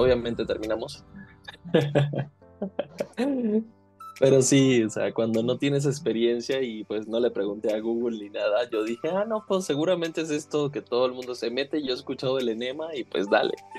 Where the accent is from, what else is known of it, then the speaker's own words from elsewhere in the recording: Venezuela; soy venezolano, soy caribeño y fogoso